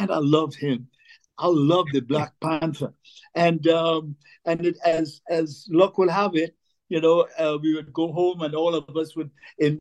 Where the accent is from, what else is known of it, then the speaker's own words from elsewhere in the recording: St. James, Port of Spain, Trinidad & Tobago; We grew up in St. James